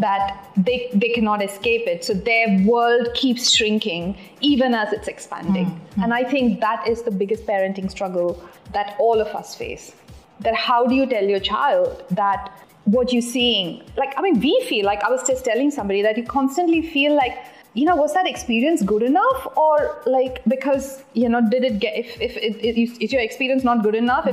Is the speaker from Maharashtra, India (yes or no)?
no; Delhi, India; moved away as an adult; also born or lived in United Kingdom / Mumbai; growing up in Delhi